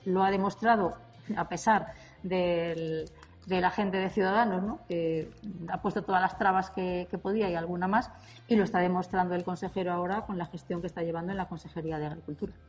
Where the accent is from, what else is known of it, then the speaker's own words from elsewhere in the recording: Castile and León, Spain; mi tierra, de Castilla y León